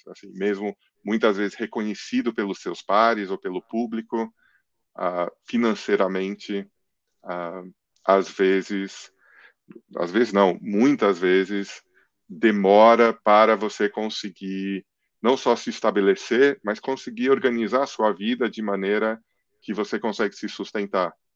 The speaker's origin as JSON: {"language": "Portuguese", "country": "Brazil", "tie": "born or raised there", "also_born_or_lived": "England", "said": "Eu nasci na Inglaterra, vim para o Brasil com 10 anos"}